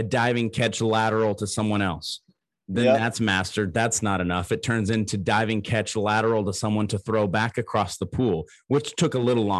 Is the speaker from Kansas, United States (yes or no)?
no; Missouri, United States; I grew up in Missouri. We got snow quite a bit